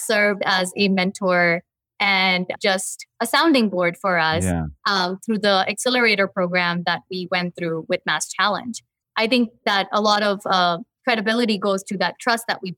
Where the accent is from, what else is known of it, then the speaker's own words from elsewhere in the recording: Mumbai, Maharashtra, India; also born or lived in New Jersey, United States / Houston, United States; now in Albany, United States; I was born in Mumbai, a huge metropolitan, world capital, and then I lived on the East Coast